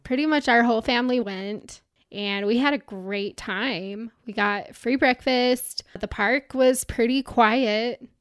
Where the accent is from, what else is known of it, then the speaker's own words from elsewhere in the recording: Utah, United States; I'm from Utah, so Bryce Canyon's not that far from where I grew up